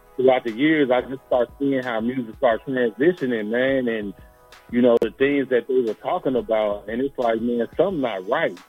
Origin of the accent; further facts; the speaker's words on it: East Palo Alto, California, United States; also born or lived in Memphis, Tennessee; now in Sacramento, United States; I grew up in the Bay Area. Um, I grew up in a, a town called East Palo Alto